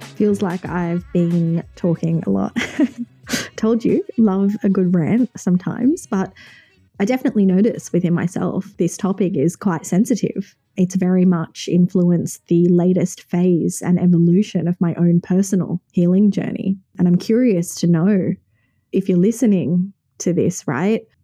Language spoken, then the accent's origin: English; Sydney, New South Wales, Australia; born and raised in Sydney, Australia